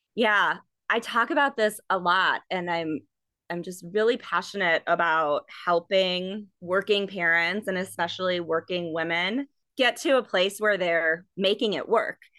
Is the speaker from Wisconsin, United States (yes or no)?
yes; Milwaukee, Wisconsin, United States; moved away as an adult; also born or lived in Madison, Wisconsin; now in Iowa, United States; I was born in Milwaukee and grew up in a suburb of Milwaukee in Wisconsin.